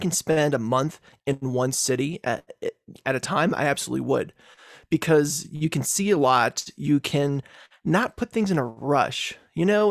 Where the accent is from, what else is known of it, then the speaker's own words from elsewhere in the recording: Virginia, United States; moved away as an adult; also born or lived in Texas; now in Colorado, United States; I grew up in Virginia for most of my life before moving to Colorado in two thousand ten